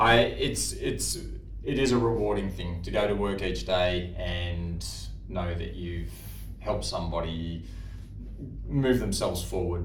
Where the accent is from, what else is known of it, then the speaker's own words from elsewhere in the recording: Sydney, New South Wales, Australia; Born and raised in Sydney